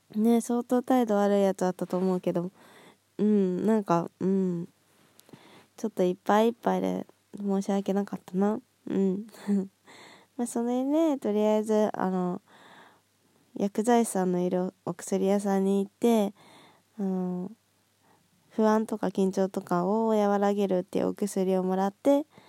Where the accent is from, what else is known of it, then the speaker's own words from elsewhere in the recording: Nagoya, Aichi, Japan; now in Kanagawa, Japan; 地元の名古屋に帰って友達と遊んだり